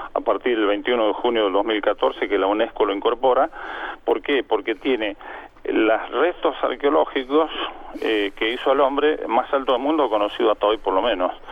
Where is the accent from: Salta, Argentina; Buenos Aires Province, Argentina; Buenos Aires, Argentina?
Salta, Argentina; yo me siento salteño y siempre me he sentido salteño.